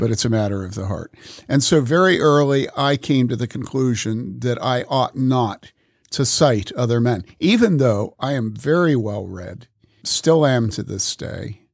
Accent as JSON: {"language": "English", "town": "Wheaton", "region": "Illinois", "country": "United States", "tie": "born or raised there", "also_born_or_lived": "Madison / Boulder", "moved": "yes", "said": "growing up in Wheaton, living in Madison, having lived in Boulder"}